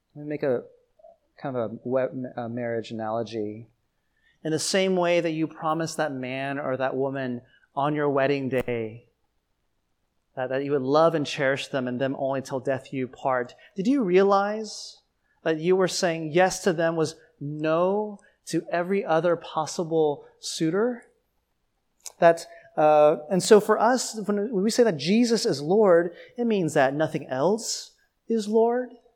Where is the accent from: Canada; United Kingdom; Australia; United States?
United States; Atlanta, Georgia; moved away as an adult; also born or lived in Taiwan; now in New York City, United States; growing up in Atlanta